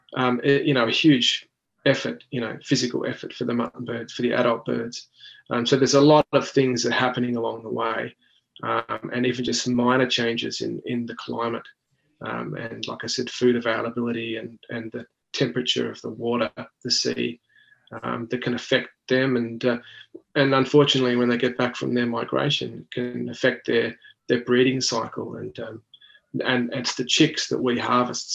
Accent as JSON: {"language": "English", "country": "Australia"}